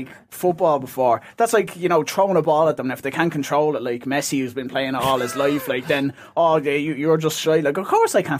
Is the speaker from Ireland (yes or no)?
yes; Ireland; I'm an Irishman